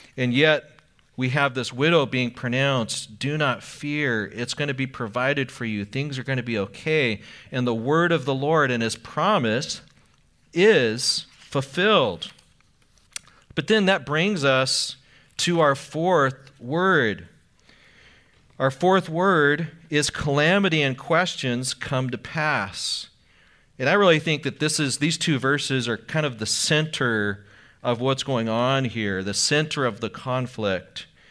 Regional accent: Anaheim, California, United States; I grew up in Anaheim

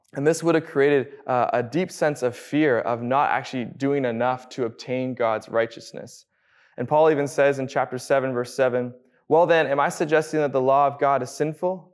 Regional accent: Abbotsford, British Columbia, Canada; Born and raised in Abbotsford

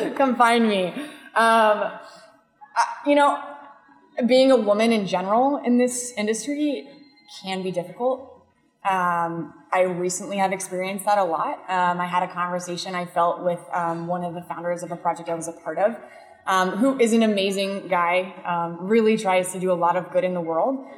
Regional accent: San Diego, California, United States; I'm from San Diego. It's the best city in the world

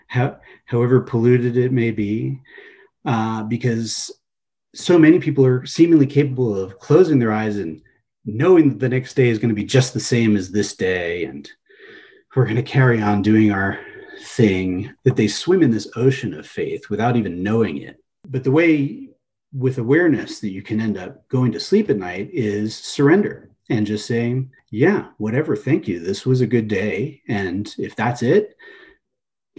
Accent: Los Angeles, California, United States; also born or lived in East Coast, United States; Mostly Southern California. I was born in the East Coast.

